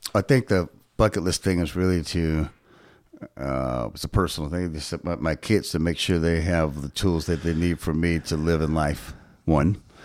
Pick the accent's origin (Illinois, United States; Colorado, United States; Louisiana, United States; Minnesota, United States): Louisiana, United States; Shreveport; my hometown